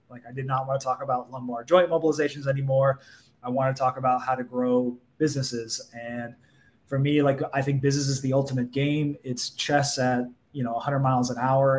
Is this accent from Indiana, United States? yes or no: no; Orange County, California, United States; I'm from Orange County, California